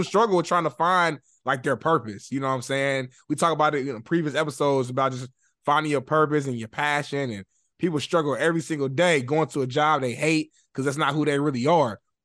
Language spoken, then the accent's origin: English; Indianapolis, Indiana, United States; moved away as an adult; now in Los Angeles, United States; I'm not from LA, by the way. I'm a Midwest guy. I'm from Indianapolis, Indiana. But I moved out to LA back in 2018.